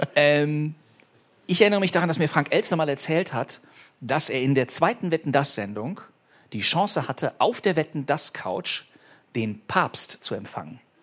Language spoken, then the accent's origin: German; Bonn, North Rhine-Westphalia, Germany; meiner Heimatstadt Bonn